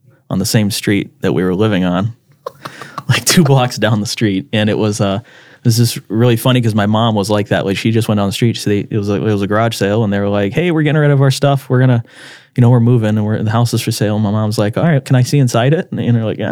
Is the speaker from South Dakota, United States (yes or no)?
yes; Brandon, South Dakota, United States; also born or lived in Alabama; I grew up here in Brandon, and my dad was in the military, and so we moved around a lot growing up, and we eventually settled in the Sioux Falls area